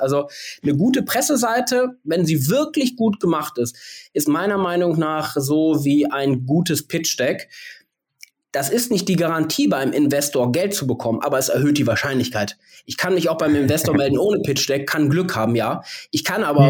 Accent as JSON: {"language": "German", "town": "Bielefeld", "region": "North Rhine-Westphalia", "country": "Germany", "said": "die ist wie ich aus Bielefeld"}